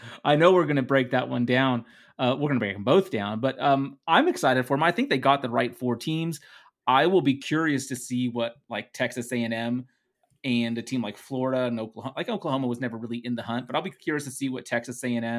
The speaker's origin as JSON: {"language": "English", "country": "Netherlands", "second_language": "English", "said": "Please remember, everyone, that English is my second language. I am from the Netherlands, so that's always my excuse."}